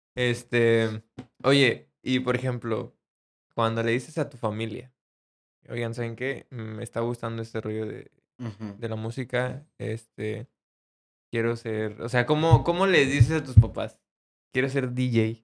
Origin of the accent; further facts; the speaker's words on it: Mexico City, Mexico; yo soy de Ciudad de México